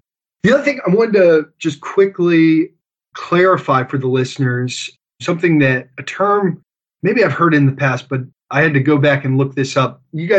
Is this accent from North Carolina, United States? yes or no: no; Harford County, Maryland, United States; I grew up in Harford County, Maryland, and my family's been there for generations.